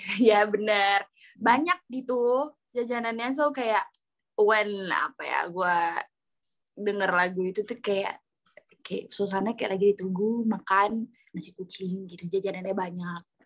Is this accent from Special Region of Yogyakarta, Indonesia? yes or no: yes; Yogyakarta, Special Region of Yogyakarta, Indonesia; aku asli Jogja